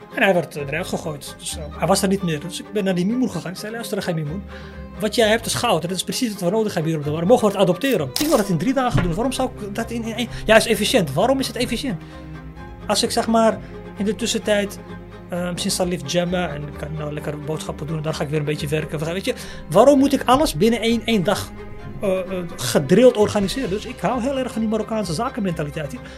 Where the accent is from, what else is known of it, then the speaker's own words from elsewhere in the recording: Amsterdam, North Holland, Netherlands; In Amsterdam zeggen we 1075. Dat is de postcode waar ik geboren ben.